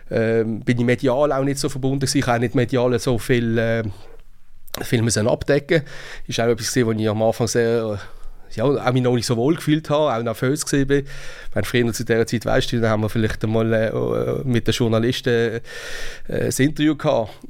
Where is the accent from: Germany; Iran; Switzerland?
Switzerland; Basel, Basel-Stadt; ist nicht einfach zu verstehen als Basler